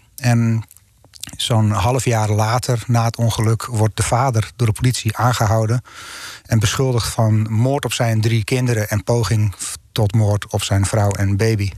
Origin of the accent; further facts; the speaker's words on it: North Holland, Netherlands; ik ben Noord-Hollander